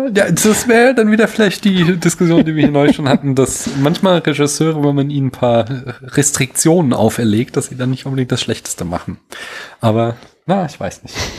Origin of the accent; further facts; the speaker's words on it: Central Hesse, Germany; Ich bin ja so Mittelhesse